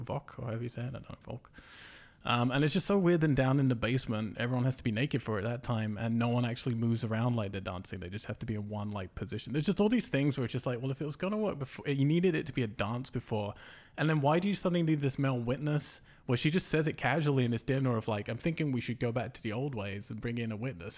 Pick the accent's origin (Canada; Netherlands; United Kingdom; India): United Kingdom; England; I'm English